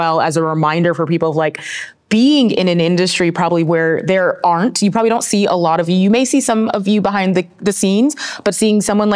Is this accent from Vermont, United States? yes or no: no; North Carolina, United States; moved away; when I grew up in North Carolina